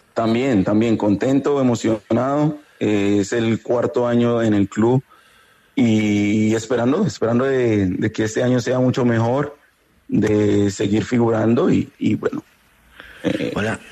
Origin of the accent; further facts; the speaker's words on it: Colombia; moved away as an adult; now in Portland, United States; Somos cinco colombianos